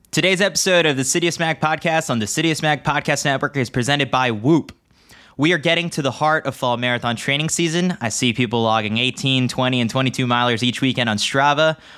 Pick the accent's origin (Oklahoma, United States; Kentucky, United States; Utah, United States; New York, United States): New York, United States; New York City; I'm from from New York